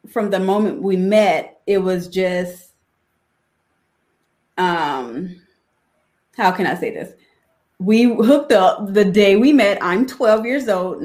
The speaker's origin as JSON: {"language": "English", "town": "New Orleans", "region": "Louisiana", "country": "United States", "tie": "born or raised there", "moved": "yes", "lives_now": "Chicago, United States", "said": "I'm from New Orleans and both of my parents were drug addicted"}